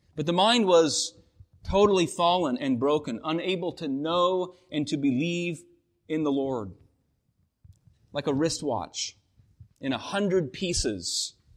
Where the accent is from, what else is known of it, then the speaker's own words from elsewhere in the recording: Washington, United States; moved away; Washington State, my home state